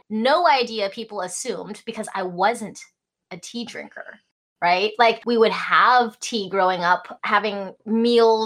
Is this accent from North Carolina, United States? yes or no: no; Alaska, United States; English is a second language; also born or lived in Hong Kong / Idaho; I was born in Hong Kong, grew up in Alaska. English was not my first language